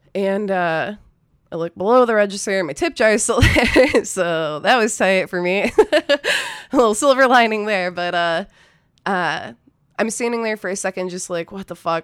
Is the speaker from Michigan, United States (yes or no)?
yes; a city just north of Detroit, Michigan, United States; moved away as an adult; also born or lived in Ypsilanti, Michigan; now in Austin, United States; I'm from Michigan originally. I, uh, grew up in a city just north of Detroit.